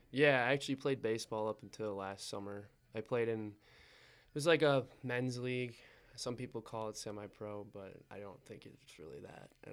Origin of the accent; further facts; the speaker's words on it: Eau Claire, Wisconsin, United States; moved away as an adult; now in Butte, United States; I'm from Eau Claire, Wisconsin.